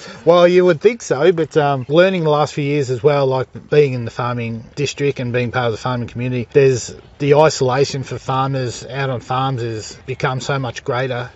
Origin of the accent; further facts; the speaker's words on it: Fitzroy, Victoria, Australia; also born or lived in Clayton, Victoria; now in West Wimmera, Australia; We grew up in Fitzroy in a high rise commission building.